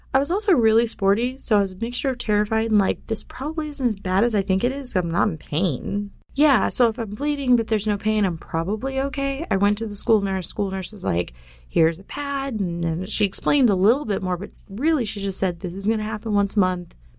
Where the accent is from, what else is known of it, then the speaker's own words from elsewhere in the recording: Dallas, Texas, United States; I grew up in Dallas, Texas and very repressed area